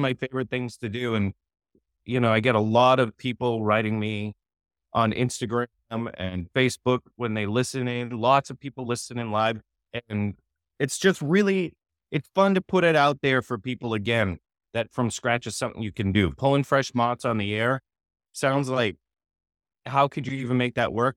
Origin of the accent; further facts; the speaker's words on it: Boston, Massachusetts, United States; moved away as an adult; also born or lived in Los Angeles, California; I grew up in Massachusetts.